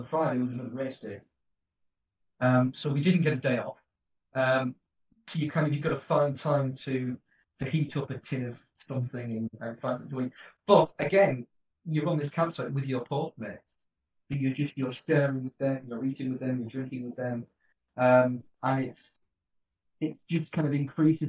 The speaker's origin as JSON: {"language": "English", "region": "England", "country": "United Kingdom", "said": "being English"}